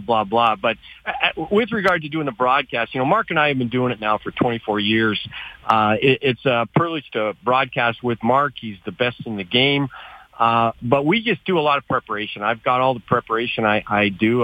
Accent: Calgary, Alberta, Canada; also born or lived in United States; I'm kind of privileged in the fact that I grew up in Calgary

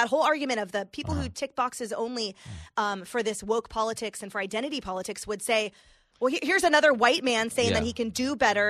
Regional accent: California, United States; as a Californian

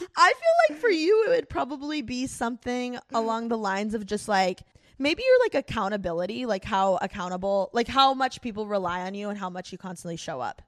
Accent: Midwest, United States; moved away; I'm from the Midwest

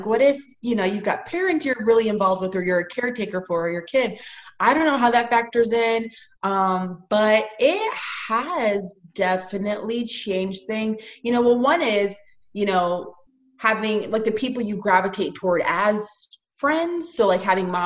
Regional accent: Tampa, Florida, United States; I'm from Tampa

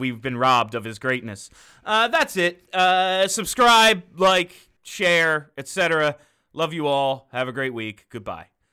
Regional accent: New England, United States; accent: New England

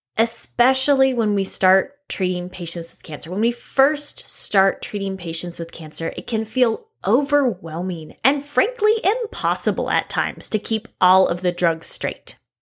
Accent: Texas, United States; I'm from Texas

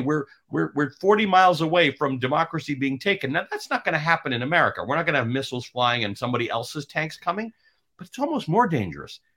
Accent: Canada; now in United States; I'm Canadian

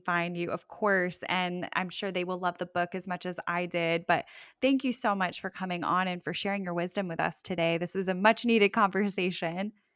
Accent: Parkland, Florida, United States; now in Sanford, United States; I'm originally from Parkland

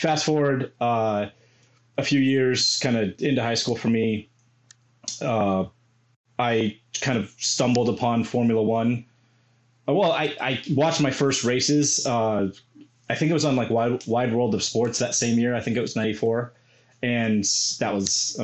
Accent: Albuquerque, New Mexico, United States; I grew up in Albuquerque, New Mexico

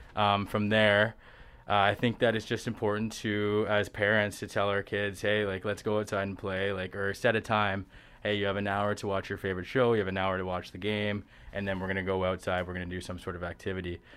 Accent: Stratford, Ontario, Canada; also born or lived in West Virginia; I'm local to the area, I'm from Stratford, Ontario

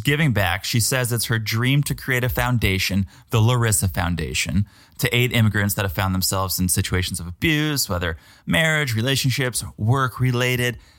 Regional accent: New England, United States; now in Florida, United States; I'm from New England.

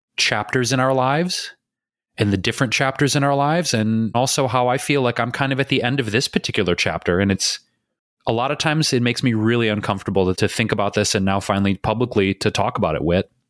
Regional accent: Detroit, Michigan, United States; also born or lived in Chicago / New York City / Bay Area; now in Los Angeles, United States; I grew up in Detroit.

